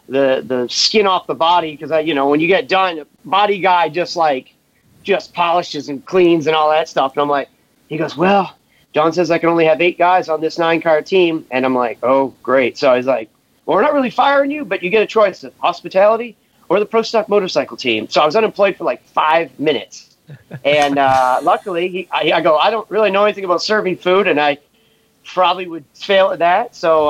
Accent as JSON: {"language": "English", "region": "Maine", "country": "United States", "tie": "born or raised there", "also_born_or_lived": "Massachusetts", "said": "But yeah, I was born in Mass, and then I lived half my life in Maine, so I got a pretty chill attitude. You know, most people can't tell where I'm from. You know, I have no accent."}